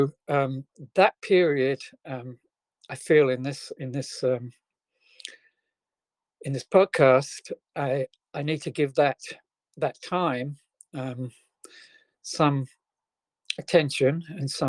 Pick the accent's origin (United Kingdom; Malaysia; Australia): United Kingdom; England; I was born in England, the very early 1950s, just after World War II.